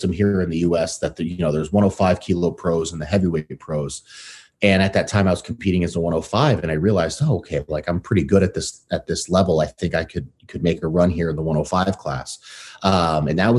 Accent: New York City, New York, United States; also born or lived in Connecticut / Massachusetts; now in Seattle, United States; I grew up in the U.S. So I was born in Brooklyn, New York. My family then relocated to Connecticut

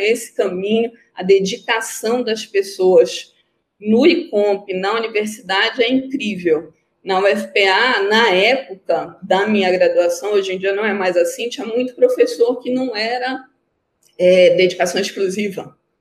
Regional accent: Belém, Pará, Brazil; moved away as an adult; now in Manaus, Brazil; Eu sou paraense, né? Nasci em Belém, fiz o FPA, Federal do Pará, é, assisti meu curso todo lá, fiz tudo lá

